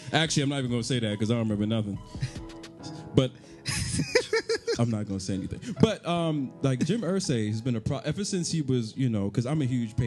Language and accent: English; Antigua & Barbuda; also born or lived in Grenada; I'm from Antigua